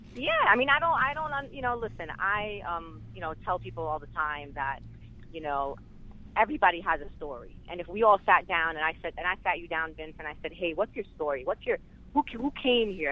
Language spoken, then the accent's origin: English; New York City, New York, United States; I grew up uh, actually born and raised in Sunset Park.